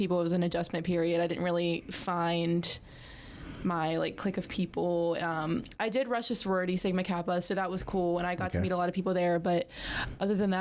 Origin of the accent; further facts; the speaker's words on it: Follansbee, West Virginia, United States; I'm from Follinsby, West Virginia, which is a small town in the Northern Panhandle.